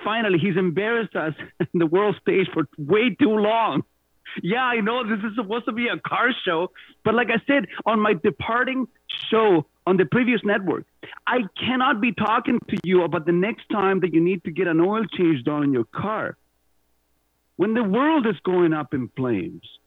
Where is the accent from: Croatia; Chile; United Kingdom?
Chile; accent: Spanish; first language Spanish; English is a second language; moved away as an adult; also born or lived in Canada; now in Mississauga, Canada; growing up in Pinochet, Chile